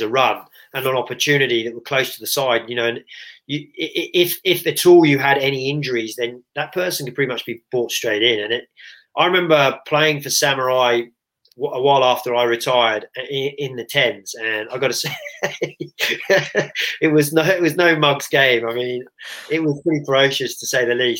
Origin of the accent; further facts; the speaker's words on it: England, United Kingdom; as an Englishman